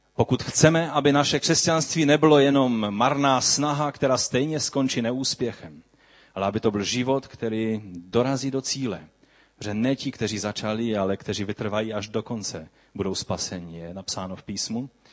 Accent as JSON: {"language": "Czech", "country": "Czechia", "said": "abychom žili jako slušní občané naši, naší země"}